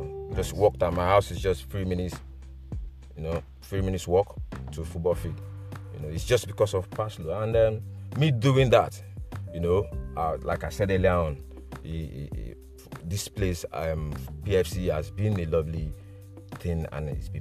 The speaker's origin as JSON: {"language": "English", "region": "Lagos", "country": "Nigeria", "tie": "born or raised there", "also_born_or_lived": "Chadwell Heath, United Kingdom", "moved": "as an adult", "lives_now": "United Kingdom", "said": "I grew up in Nigeria"}